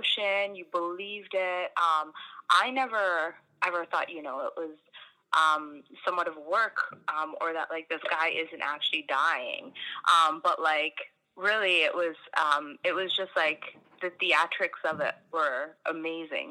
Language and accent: English; Canada; also born or lived in Fiji / India; I was born in Canada